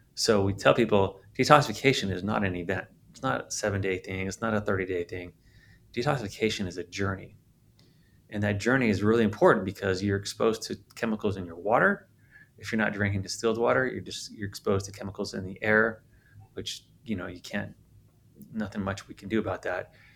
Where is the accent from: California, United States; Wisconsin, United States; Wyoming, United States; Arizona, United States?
California, United States; San Diego; moved away; I'm from San Diego originally.